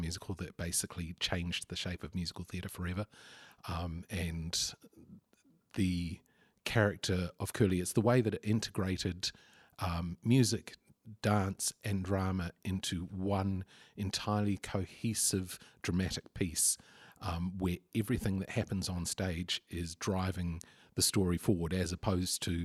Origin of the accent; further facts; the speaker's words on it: Lower Hutt, Wellington, New Zealand; I grew up in the Hutt Valley, and early high school years were a bit rough around the edges